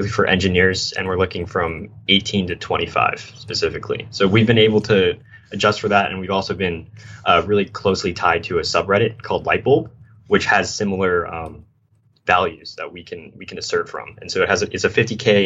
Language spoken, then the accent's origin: English; San Diego, California, United States; I'm from California, San Diego, nice. SoCal